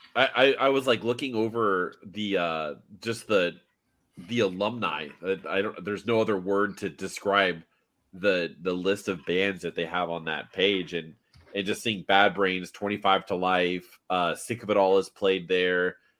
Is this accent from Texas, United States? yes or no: no; Miami, Florida, United States; moved away; also born or lived in Orlando; I grew up in Miami originally